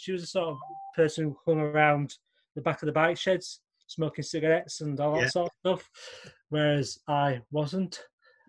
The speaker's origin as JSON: {"language": "English", "town": "Wakefield", "region": "Yorkshire and the Humber", "country": "United Kingdom", "tie": "born or raised there", "accent": "northern", "said": "So I grew up in a city just south of Leeds called Wakefield in West Yorkshire. I'll just say early 70s"}